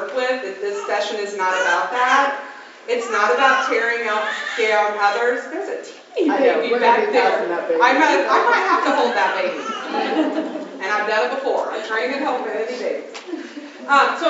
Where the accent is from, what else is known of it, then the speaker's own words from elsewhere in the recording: Evansville, Indiana, United States; I'm from Evansville, Indiana.